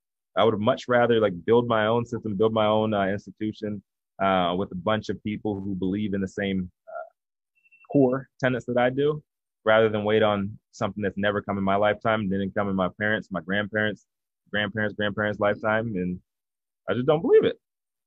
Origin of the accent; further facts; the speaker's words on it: the South, United States; I'm from the South, man. I don't believe that.